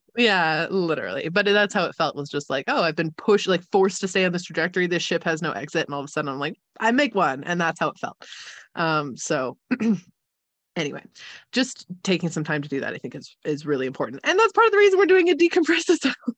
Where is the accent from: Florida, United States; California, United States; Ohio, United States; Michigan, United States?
California, United States; accent: Californian mixed with German influence; It's Californian mixed with a lot of really random German influence